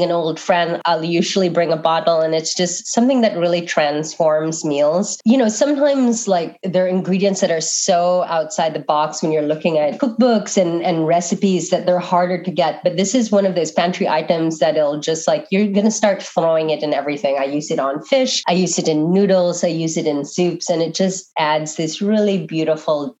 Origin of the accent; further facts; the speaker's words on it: Manila, Metro Manila, Philippines; now in United States; I was born and raised in Manila